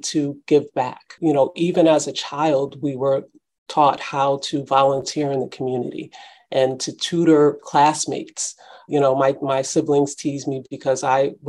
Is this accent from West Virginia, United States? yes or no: no; New Haven, Connecticut, United States; also born or lived in Washington, D.C.; I grew up in New Haven, yes, in the heart of New Hallville in the 70s, 80s, and early 90s